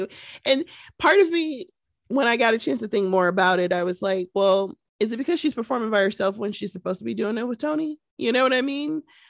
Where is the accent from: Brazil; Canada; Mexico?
Canada; And I'm from Canada.